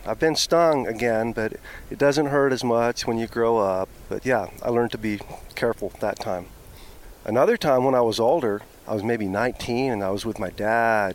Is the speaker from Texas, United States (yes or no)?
no; Norman, Oklahoma, United States; I grew up in Oklahoma. I split time between Norman, Oklahoma, where the University of Oklahoma is, and the University of Oklahoma Biological Station on Lake Texoma